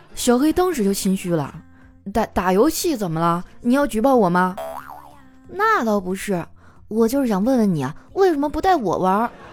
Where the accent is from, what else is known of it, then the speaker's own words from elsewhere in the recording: Northeast China, China; 我们东北人哈，最爱干的事儿就是洗澡